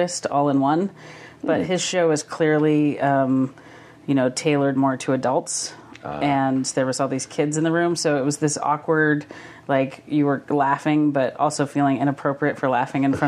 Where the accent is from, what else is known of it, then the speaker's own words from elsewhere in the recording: Havre, Montana, United States; Havre's my hometown